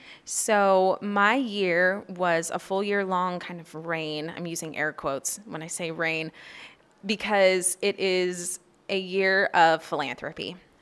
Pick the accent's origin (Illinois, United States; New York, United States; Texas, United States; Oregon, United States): Oregon, United States; Oregon City; now in Anchorage, United States; I'm 27 years old, and I'm from Oregon City, Oregon.